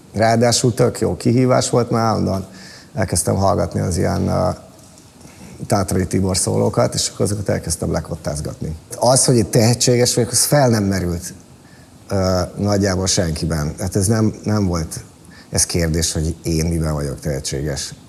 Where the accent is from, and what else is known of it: Balatonszárszó, Somogy, Hungary; born or raised there